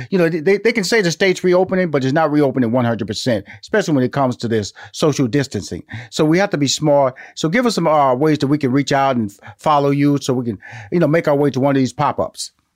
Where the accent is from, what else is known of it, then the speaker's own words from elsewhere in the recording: Houston, Texas, United States; now in Atlanta, United States; I'm from Houston, Texas. I'm living in Atlanta